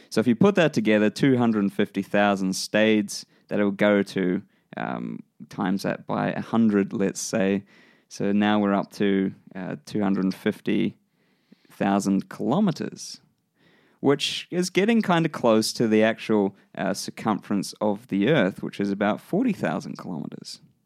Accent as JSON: {"language": "English", "country": "New Zealand", "accent": "New Zealand", "said": "my New Zealand accent"}